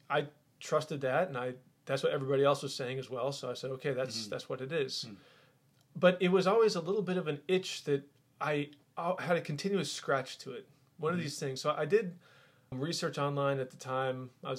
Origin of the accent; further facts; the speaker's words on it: Massachusetts, United States; I grew up in the Northeast, and culturally, you went to church on Christmas and then on Easter, and then maybe a few times during the year.